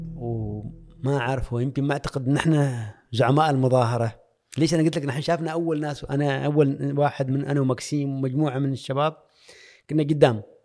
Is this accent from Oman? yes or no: yes; Oman; moved away as an adult; also born or lived in Spain; سالني انت من وين قلت لهم من عمان